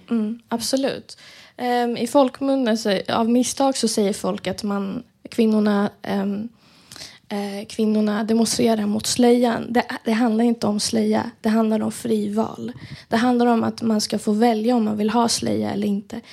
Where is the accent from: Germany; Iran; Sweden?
Iran; moved away; vi alla som tillhör diasporan, alltså är utanför Iran